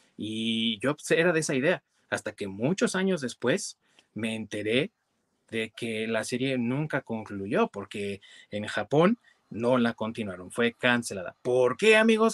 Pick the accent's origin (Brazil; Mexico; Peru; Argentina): Mexico; en nuestro país, acá en México